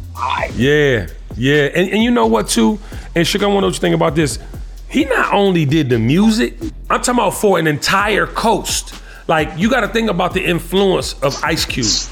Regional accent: Washington, District of Columbia, United States; I'm from Washington, D.C.

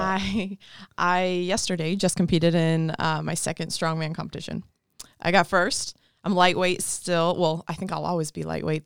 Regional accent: Colorado, United States; moved away as an adult; also born or lived in Mississippi; I'm from Colorado originally

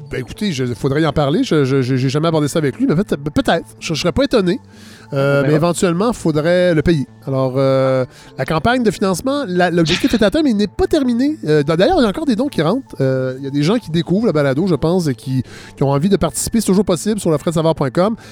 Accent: Saint-Hyacinthe area, Quebec, Canada; tout près de Saint-Hyacinthe, euh, idéalement, j'aimerais bien ça. Moi, ma région natale

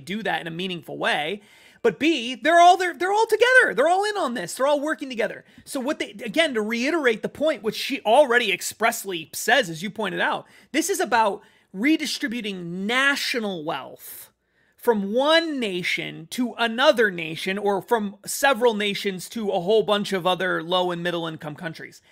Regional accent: United States; I'm an American

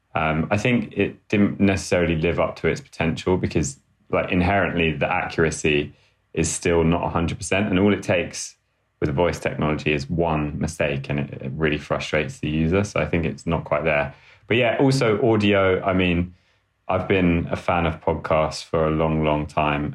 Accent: London, United Kingdom; also born or lived in Sheffield; I grew up in London, in the UK, um, northeast London, in a place called Hackney.

